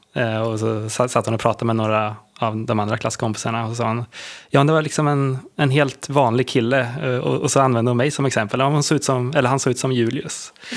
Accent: Linköping, Östergötland, Sweden; en mäklarfirma i Linköping där jag kommer ifrån

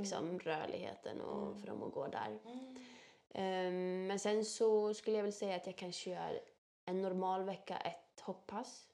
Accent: Bollnäs, Gävleborg County, Sweden; accent: Norrland dialect; moved away; Jag är ju född och uppvuxen i Bollnäs, mm. uppe i Norrland. Mm. Södra Norrland

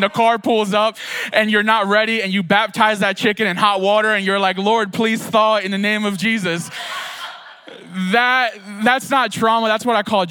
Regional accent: Philadelphia, Pennsylvania, United States; living in Philadelphia, I grew up in Kensington, which is like trauma 101

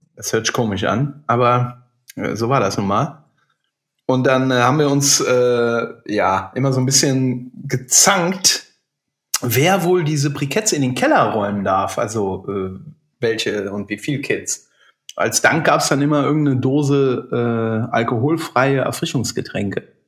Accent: Burg, Rhineland-Palatinate, Germany; unseren äh, leider schon verstorbenen Bäcker in meinem Heimatort

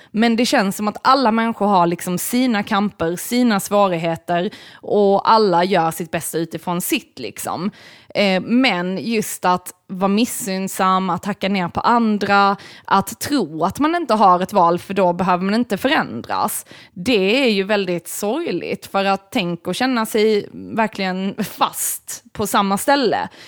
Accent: United States; jag är amerikan.

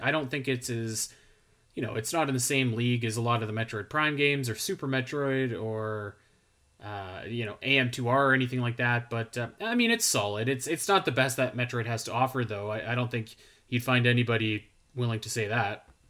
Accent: Canada; I'm, I'm Canadian

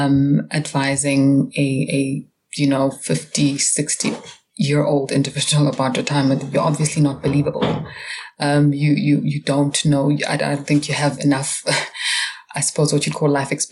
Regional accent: Pretoria, Gauteng, South Africa; now in Johannesburg, South Africa; I'm from Pretoria, originally, which is our capital city here in South Africa.

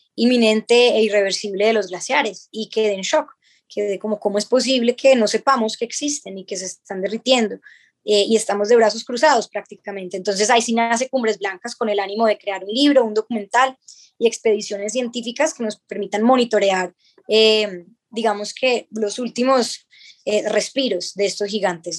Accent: Colombia; nosotros mismos como colombianos

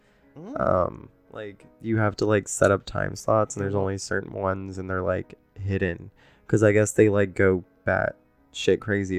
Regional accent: Orlando, Florida, United States; Orlando is like where I was born.

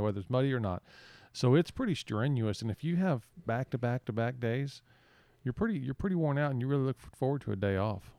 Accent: San Antonio, Texas, United States; now in Port Mansfield, United States; I grew up in San Antonio

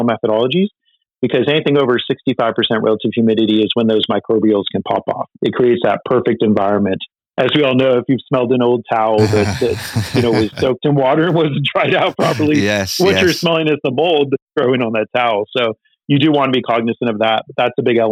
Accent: Northern California, United States; I grew up in Northern California

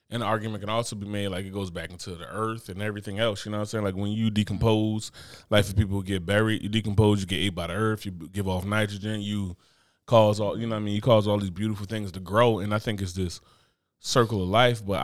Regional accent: Brooklyn, New York, United States; as far as I'm from Brooklyn.

